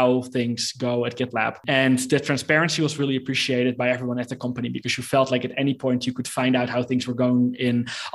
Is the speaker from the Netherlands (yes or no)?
yes; Netherlands; moved away as an adult; now in Mexico City, Mexico; I'm from the Netherlands, but I live in Mexico City right now